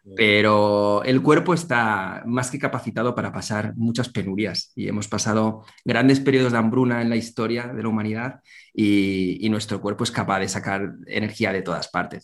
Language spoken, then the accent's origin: Spanish; Zaragoza, Aragon, Spain; soy nacido en Zaragoza